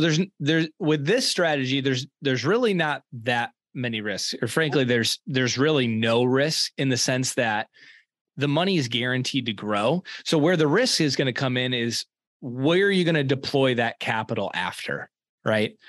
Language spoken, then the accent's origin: English; East Lansing, Michigan, United States; so I was born and raised in East Lansing, Michigan.